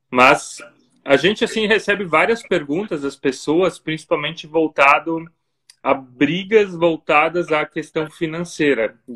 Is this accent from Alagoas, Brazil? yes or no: no; near Blumenau, Santa Catarina, Brazil; also born or lived in Germany; nós dois somos de Santa Catarina, aqui do Sul é, pertinho de Blumenau, cidade onde moramos.